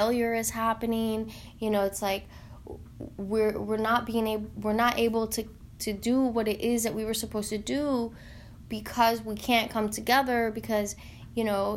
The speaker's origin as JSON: {"language": "English", "region": "Tennessee", "country": "United States", "tie": "born or raised there", "said": "I'm from Tennessee"}